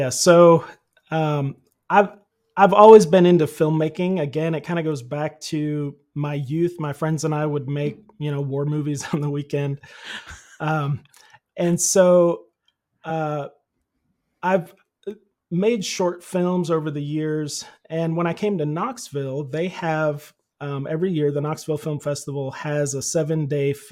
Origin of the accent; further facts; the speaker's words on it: Philippines; I grew up in the Philippines. My parents were missionaries there, and I started doing sound in their church like in seventh grade.